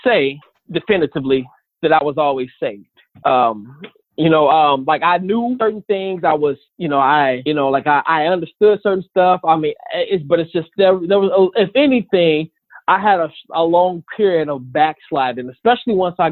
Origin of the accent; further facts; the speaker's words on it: Omaha, Nebraska, United States; also born or lived in Chicago, Illinois; I grew up in Omaha, born in Chicago, but grew up in Omaha, Nebraska